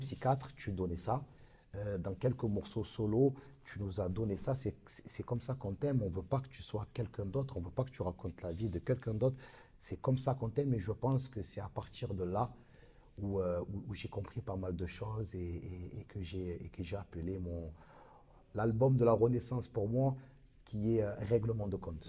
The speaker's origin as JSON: {"language": "French", "town": "Marseille", "region": "Provence-Alpes-Côte d'Azur", "country": "France", "said": "comme on dit chez nous à Marseille"}